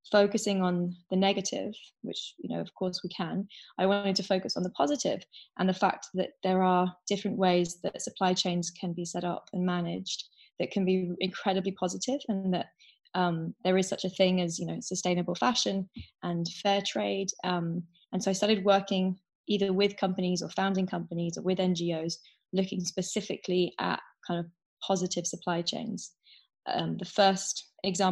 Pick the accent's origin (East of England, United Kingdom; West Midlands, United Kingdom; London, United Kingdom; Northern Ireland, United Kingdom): London, United Kingdom; I grew up in London, and I was 14 years old